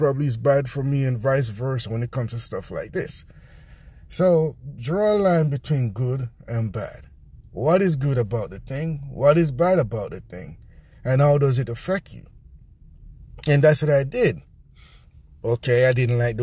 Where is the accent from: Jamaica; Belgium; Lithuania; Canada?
Jamaica; accent: Jamaican; my Jamaican accent